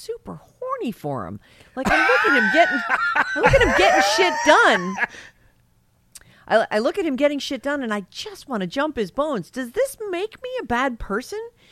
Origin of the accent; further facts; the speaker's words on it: Massachusetts, United States; moved away; I grew up in Massachusetts